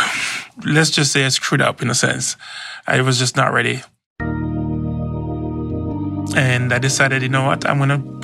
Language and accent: English; Jamaica; moved away as an adult; now in Seattle, United States; I was born and raised in Jamaica